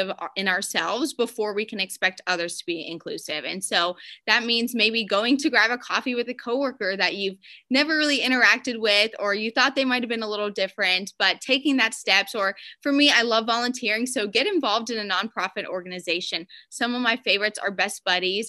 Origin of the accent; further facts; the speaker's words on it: Pennsylvania, United States; moved away as an adult; also born or lived in Alabama; now in South Florida, United States; I'm from Pennsylvania originally